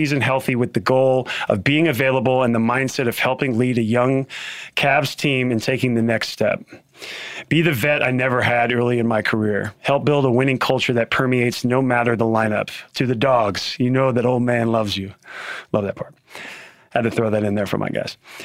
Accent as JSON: {"language": "English", "town": "Portland", "region": "Oregon", "country": "United States", "tie": "born or raised there", "said": "I grew up in Portland, Oregon"}